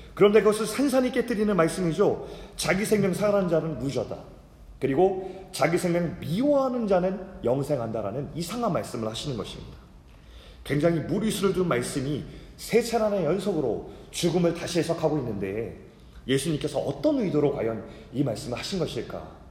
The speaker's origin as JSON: {"language": "Korean", "country": "South Korea"}